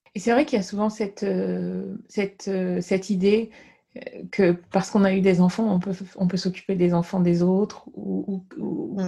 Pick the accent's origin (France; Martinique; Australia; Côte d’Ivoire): Côte d’Ivoire; moved away; j'ai grandi en Côte d'Ivoire